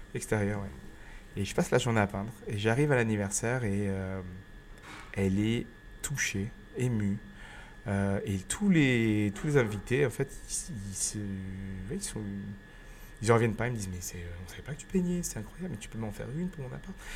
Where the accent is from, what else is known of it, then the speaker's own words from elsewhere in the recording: Grenoble, Auvergne-Rhône-Alpes, France; moved away as an adult; also born or lived in Chambéry / Montpellier / Cardiff / Vietnam; je suis rentré à Grenoble où je suis né et où vit mes vivent mes parents et ma grand-mère. Donc je suis, euh, rentré chez moi